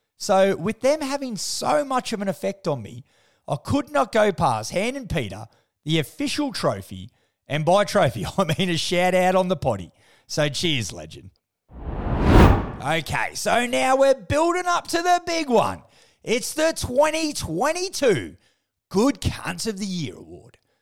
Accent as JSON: {"language": "English", "country": "Australia", "said": "as an Aussie"}